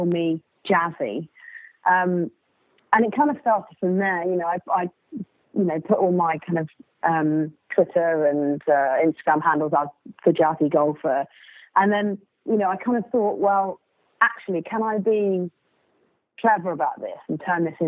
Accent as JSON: {"language": "English", "region": "South West England", "country": "United Kingdom", "tie": "born or raised there", "said": "I grew up in Southwest England"}